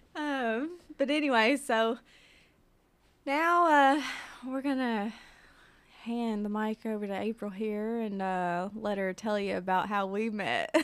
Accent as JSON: {"language": "English", "town": "Mount Pleasant", "region": "Tennessee", "country": "United States", "tie": "born or raised there", "moved": "yes", "lives_now": "Pulaski, United States"}